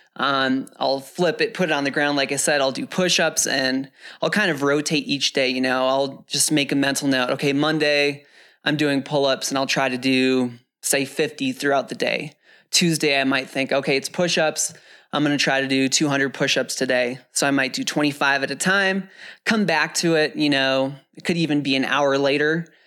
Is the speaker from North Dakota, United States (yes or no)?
yes; the Midwest and North Dakota, United States; now in Flagstaff, United States; I wore those growing up in the Midwest and North Dakota. But since moving to Flagstaff